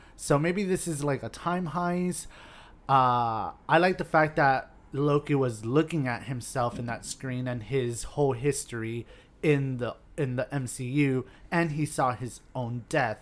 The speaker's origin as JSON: {"language": "English", "town": "Hialeah", "region": "Florida", "country": "United States", "tie": "born or raised there", "said": "I grew up in Hialeah in an apartment complex"}